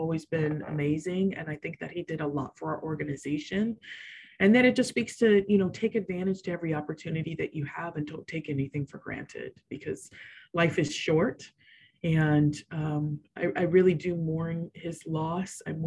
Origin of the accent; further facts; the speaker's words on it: Riverside, California, United States; moved away as an adult; also born or lived in Boston; I grew up in sunny Riverside, California. So it's in Southern California